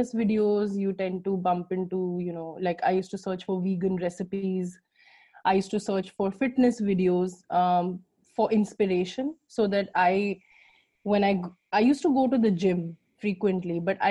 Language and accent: English; India; I'm Indian